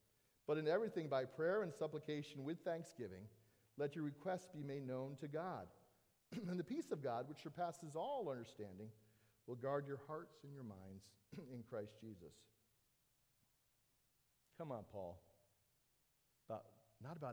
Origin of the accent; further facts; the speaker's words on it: Southern California, United States; I grew up in Southern California, I spent a lot of time at the beach